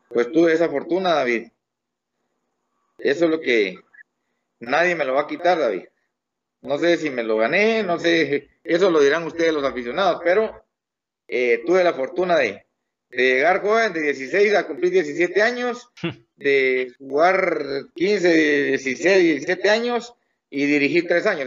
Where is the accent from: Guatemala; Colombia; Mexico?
Guatemala; soy guatemalteco con todo orgullo